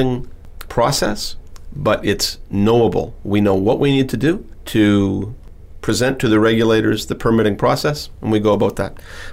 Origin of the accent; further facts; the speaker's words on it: Timmins, Ontario, Canada; I was born in Timmins, Ontario. And Timmins, Ontario is a small city in northern Ontario, Canada